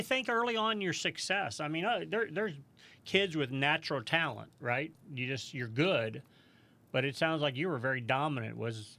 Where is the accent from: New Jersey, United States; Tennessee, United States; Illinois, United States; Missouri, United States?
Missouri, United States; St. Louis; My wife, we came from St. Louis, Missouri, and Margays are built in St. Louis.